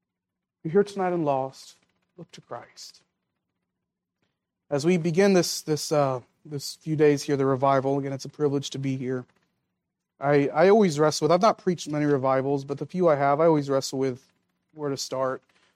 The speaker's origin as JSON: {"language": "English", "country": "Philippines", "tie": "born or raised there", "lives_now": "United States", "said": "I grew up in the Philippines."}